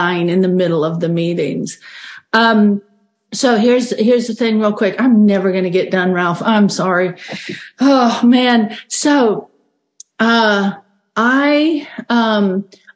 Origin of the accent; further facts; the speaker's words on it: Australia; now in Bismarck, United States; I grew up in Australia, and it's very common in Australia to be sent away to boarding school